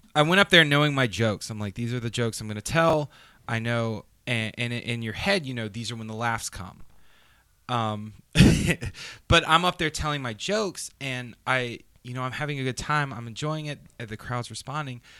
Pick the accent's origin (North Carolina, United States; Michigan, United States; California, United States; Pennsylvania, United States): North Carolina, United States; Raleigh; I'm from Raleigh